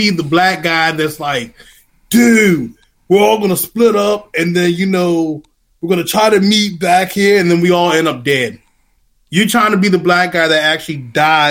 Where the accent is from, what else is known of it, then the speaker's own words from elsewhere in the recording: United States; I'm from DMV